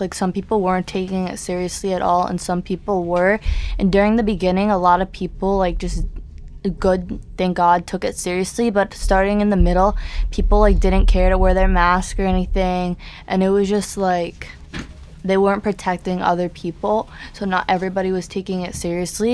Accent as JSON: {"language": "English", "town": "New York City", "region": "New York", "country": "United States", "tie": "born or raised there", "said": "I grew up on the Upper East Side my whole life. We moved downtown."}